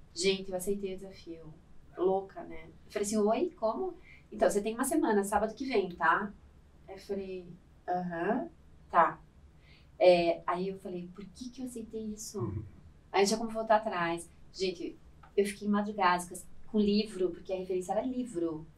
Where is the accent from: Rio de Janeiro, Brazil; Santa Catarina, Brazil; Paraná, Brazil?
Paraná, Brazil; Curitiba; eu sou curitibana, uhum. e é a minha formação toda né, acadêmica foi feita lá